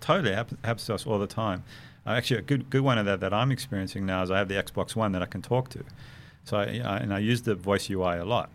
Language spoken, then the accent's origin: English; South Africa; moved away; growing up in South Africa